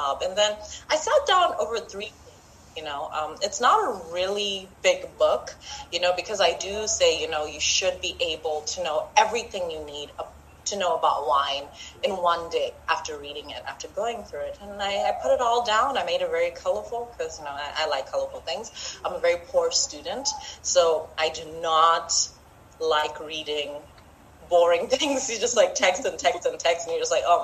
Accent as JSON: {"language": "English", "country": "Zimbabwe", "moved": "yes", "lives_now": "Botswana", "said": "I'm from Zimbabwe, but I live in Botswana, so I am African."}